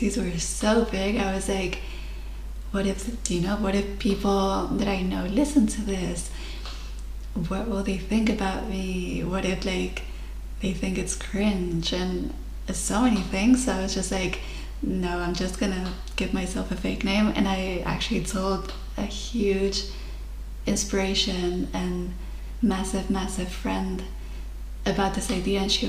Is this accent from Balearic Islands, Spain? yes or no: yes; Mallorca, Balearic Islands, Spain; English is a second language; moved away as an adult; I am originally from Spain, Mallorca, and I'm currently living abroad.